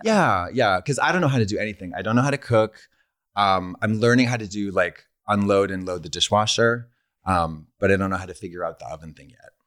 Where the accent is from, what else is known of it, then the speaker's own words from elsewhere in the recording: Boston, Massachusetts, United States; moved away as an adult; now in Los Angeles, United States; I'm from Boston, and I've lived here for about seven years